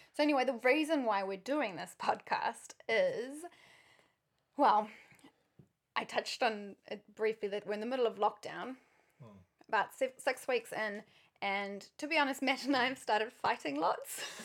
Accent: South Africa; also born or lived in New Zealand; now in Auckland, New Zealand; I'm South African originally, but I've spent more than half my life in New Zealand.

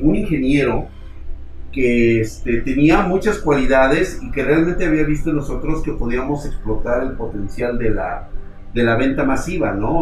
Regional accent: Mexico; somos mexicanos

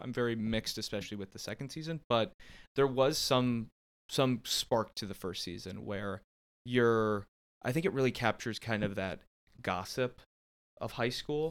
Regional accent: Canton, Ohio, United States; growing up in Canton, Ohio, that's uh, what we call candy apple country

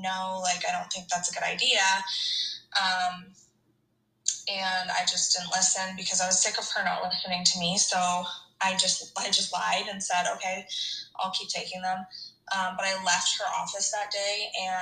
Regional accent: Hamilton, Ontario, Canada; I'm from Hamilton, Ontario, and I am married to my high school sweetheart.

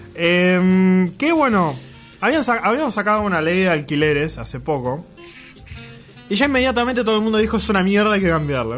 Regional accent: Vicente López, Buenos Aires Province, Argentina; moved away; A pesar de que no vivo ahí, no nací ahí, pero viví mucho tiempo ahí, yo me considero de Vicente López

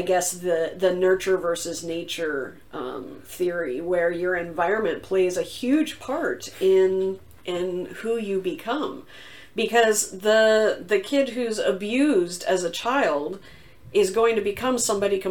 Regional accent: the South, United States; moved away as an adult; I grew up in the South

